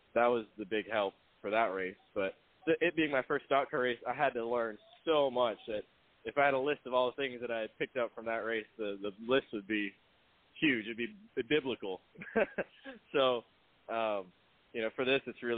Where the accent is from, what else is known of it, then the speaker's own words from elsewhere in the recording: Florida, United States; as a kid growing up in Florida